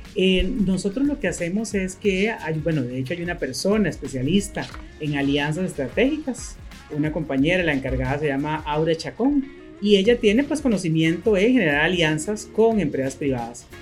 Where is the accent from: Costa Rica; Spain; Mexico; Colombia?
Costa Rica; also born or lived in Managua, Nicaragua; Y llegamos a Costa Rica un 26 de diciembre, entramos a Costa Rica ese año y aquí nos quedamos.